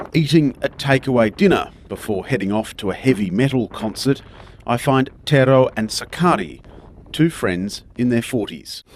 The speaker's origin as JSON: {"language": "English", "country": "Australia", "moved": "yes", "said": "I'm from Australia."}